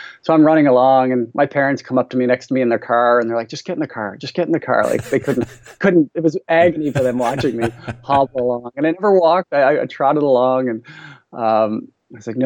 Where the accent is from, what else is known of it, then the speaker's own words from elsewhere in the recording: St. John's, Newfoundland and Labrador, Canada; also born or lived in Calgary, Canada / Oxford, England; now in Ottawa, Canada; I grew up in Newfoundland on the far east coast of Canada, the most easterly point of North America in St. John's.